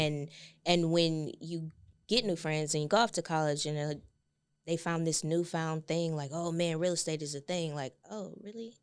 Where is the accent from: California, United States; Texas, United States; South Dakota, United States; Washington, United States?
Texas, United States; Galveston; I'm from Galveston, it's one public high school